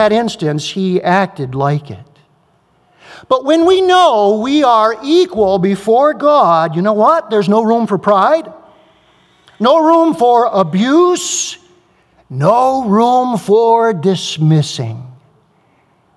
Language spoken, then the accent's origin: English; United States; I'm an American